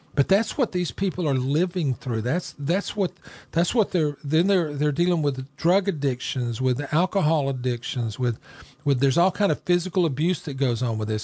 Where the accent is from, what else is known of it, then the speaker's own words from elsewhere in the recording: Rome, Georgia, United States; my hometown. This is where I live